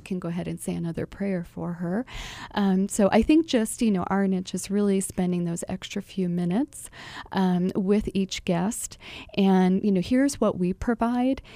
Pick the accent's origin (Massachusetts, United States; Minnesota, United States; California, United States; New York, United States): New York, United States; Buffalo; now in Phoenix, United States; I am originally from Buffalo, New York